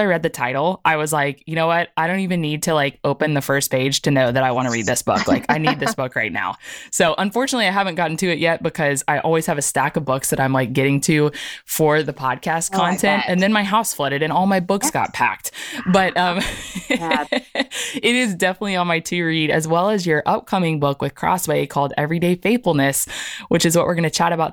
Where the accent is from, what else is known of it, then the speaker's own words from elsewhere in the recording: Oklahoma, United States; moved away; I'm from Oklahoma